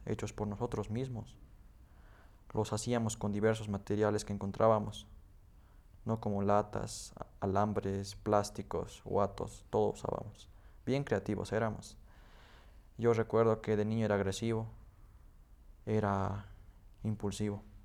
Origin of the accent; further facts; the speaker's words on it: Potosí, Bolivia; also born or lived in Betanzos; nací en Potosí. Toda mi familia vive en un pueblo que se llama Betanzos